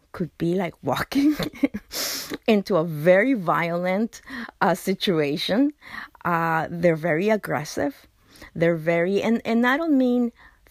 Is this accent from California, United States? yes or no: yes; Los Angeles, California, United States; I grew up in Boyle Heights, which is the, at that time, it was considered the worst neighborhood within LA, East LA.